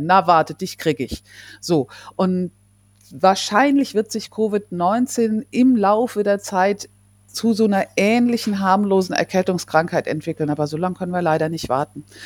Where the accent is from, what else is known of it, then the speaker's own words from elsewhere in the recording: Germany; bei uns in Deutschland